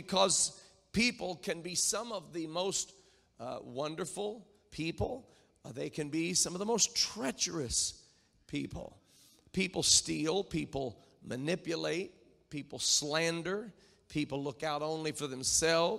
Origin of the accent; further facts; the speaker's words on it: near Indianapolis, United States; I grew up near Indianapolis